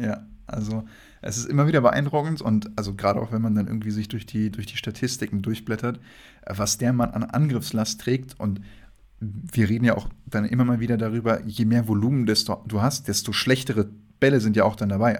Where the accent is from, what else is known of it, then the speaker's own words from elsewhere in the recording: Wolfsburg, Lower Saxony, Germany; ich bin ja aus Wolfsburg